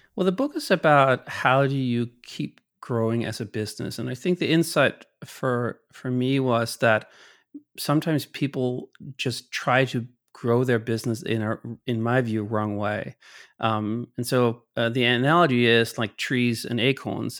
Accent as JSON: {"language": "English", "town": "Copenhagen", "region": "Capital Region of Denmark", "country": "Denmark", "moved": "yes", "said": "I'm from Copenhagen"}